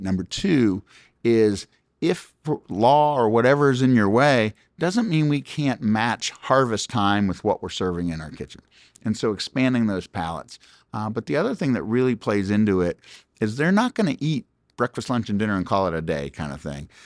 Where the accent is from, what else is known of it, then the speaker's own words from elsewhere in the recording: Pickerington, Ohio, United States; moved away; We were just in my hometown of Pickerington, Ohio